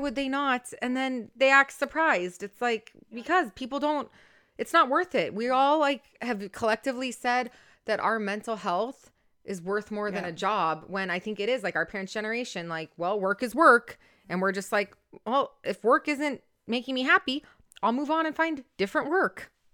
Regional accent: Orange County, California, United States; I'm born and raised in Orange County though.

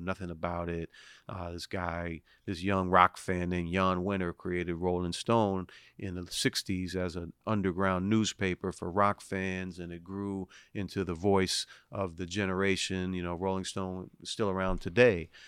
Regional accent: Washington, District of Columbia, United States; born and raised in Washington, D C

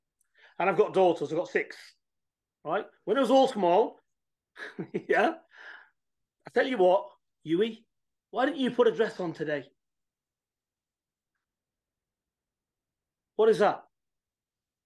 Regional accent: England, United Kingdom; We're from England

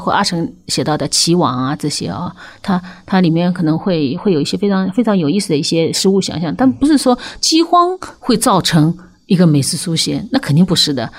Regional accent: Ningbo, Zhejiang, China; 我会说宁波人啊

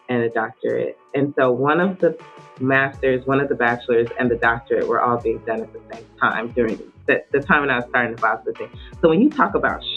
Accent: United States; being born and raised here in the United States, as a Nigerian, I always felt a sense of split identity as first generation

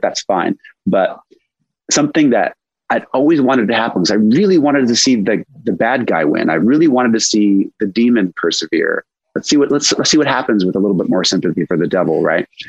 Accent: Los Angeles, California, United States; I grew up here in Los Angeles, but I grew up kind of like in a more rural part of LA in the Santa Monica Mountains

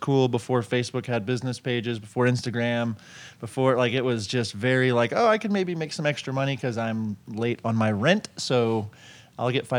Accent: Tulsa, Oklahoma, United States; I'm from Tulsa, Oklahoma

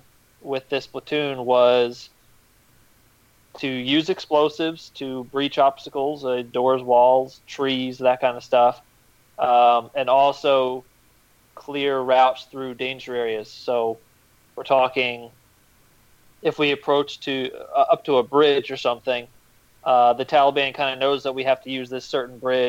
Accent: Loudoun County, Virginia, United States; also born or lived in Vienna, Virginia / Salt Lake City / Florida / Charlottesville, Virginia; I grew up in Loudoun County, Virginia

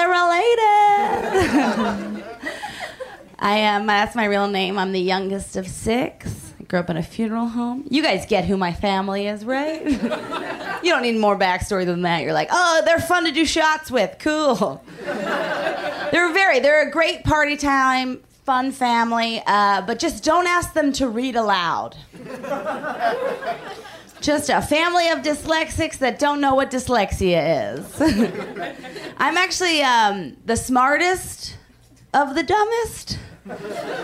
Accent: Philadelphia, Pennsylvania, United States; moved away as an adult; also born or lived in New York; I'm from the East Coast. I just moved out here. I'm from Philadelphia

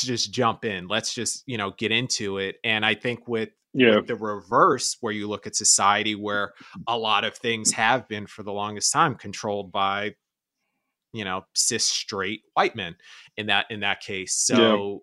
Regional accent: New York, United States; moved away as an adult; now in Los Angeles, United States; I was born and raised in New York. I've been in LA for about 3 years now

